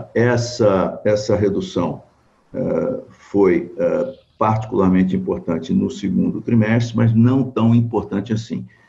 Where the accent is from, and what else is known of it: Brazil